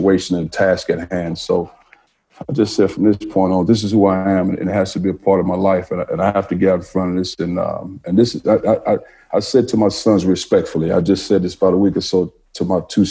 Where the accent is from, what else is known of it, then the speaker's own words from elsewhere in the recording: East St. Louis, Illinois, United States; moved away; I grew up in East St. Louis, Illinois